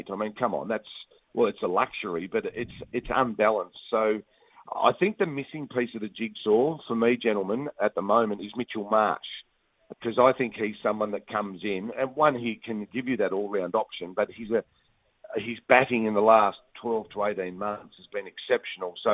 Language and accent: English; New Zealand; as a, as a Kiwi, you're thinking, oh, we've been horrible.